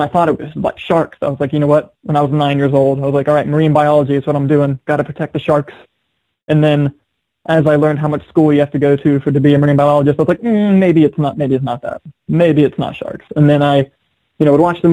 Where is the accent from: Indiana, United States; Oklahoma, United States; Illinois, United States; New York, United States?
Indiana, United States; Milan; also born or lived in Cincinnati, Ohio; I grew up in a town that has like, I don't know, maybe 1,600 people in it, little town called Milan, Indiana